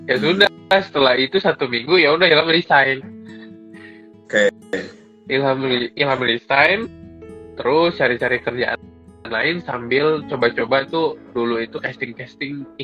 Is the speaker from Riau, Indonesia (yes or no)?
yes; Riau, Indonesia; di mana sih kalau di daerah Rokan Hilir, Pak. Rokan Hilir.